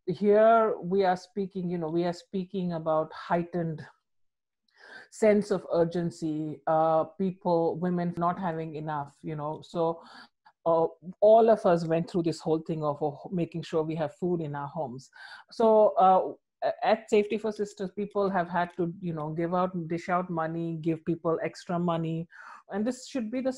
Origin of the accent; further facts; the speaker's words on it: India; moved away; I'm from India. My mom lives in India